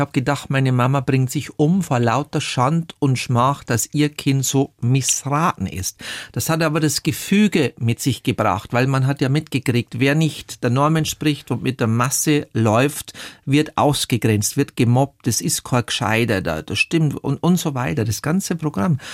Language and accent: German; Zwiesel, Bavaria, Germany; moved away; also born or lived in Munich; Meine Kindheit und Jugend im bayerischen Wald war geprägt von Demütigungen und Einsamkeit